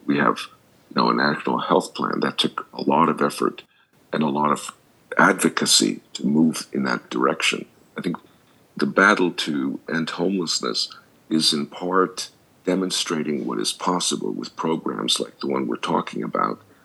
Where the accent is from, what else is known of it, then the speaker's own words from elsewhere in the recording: Montreal, Quebec, Canada; moved away as an adult; now in United States; I grew up in Montreal. Most of my education was there, and I went to college there, and then I went to graduate school in the states